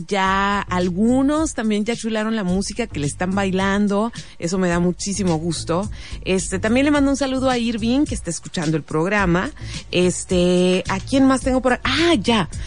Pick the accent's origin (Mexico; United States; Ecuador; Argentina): Mexico; Mexicali, Baja California; los mexicalenses